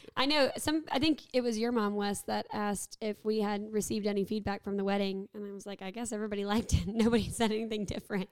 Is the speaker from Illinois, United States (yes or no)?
no; Warner Robins, Georgia, United States; I'm from Warner Robins